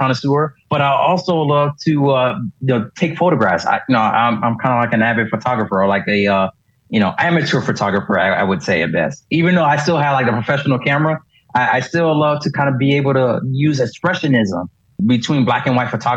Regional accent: Miami, Florida, United States; I grew up in Miami

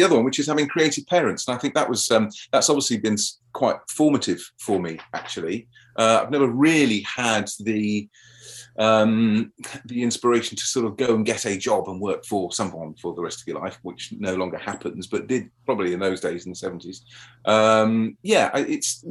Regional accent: London, United Kingdom; I had a very happy childhood growing up in South London.

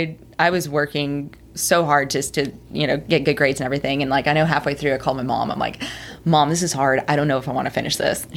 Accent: Magnolia, Texas, United States; also born or lived in Houston, Texas; So I'm from Magnolia, Texas. That's where I was raised, born in Houston. So my whole family's in Houston.

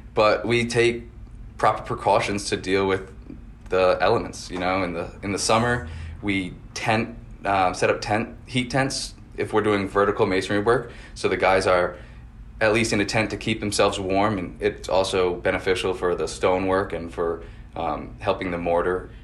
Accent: West Kingston, Rhode Island, United States; I grew up next in West Kingston, so I'm a local

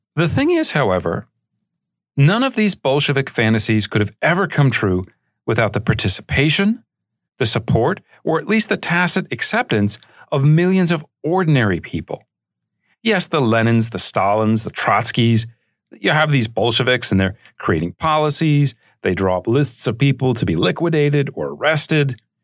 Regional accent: United States; as an American

